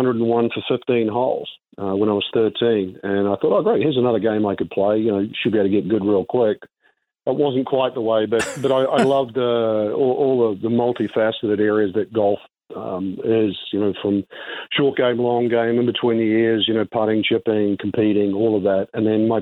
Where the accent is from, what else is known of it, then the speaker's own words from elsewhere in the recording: New Zealand; Growing up in New Zealand